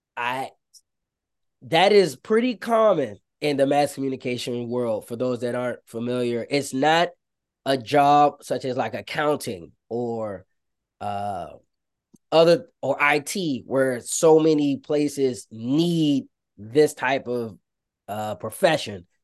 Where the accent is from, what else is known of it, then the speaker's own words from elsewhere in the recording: Prince George's County, Maryland, United States; growing up in Prince George's County, Maryland, um, for those that don't know, it's right outside of Washington, D C